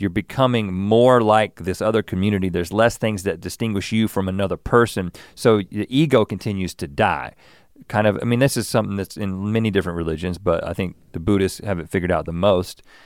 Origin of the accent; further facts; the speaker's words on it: Buies Creek, North Carolina, United States; now in Los Angeles, United States; I grew up in Bowie's Creek